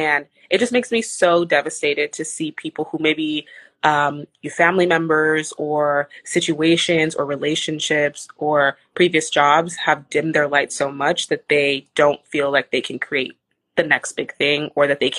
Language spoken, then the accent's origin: English; Texas, United States; moved away; I came from my hometown in Texas is like not small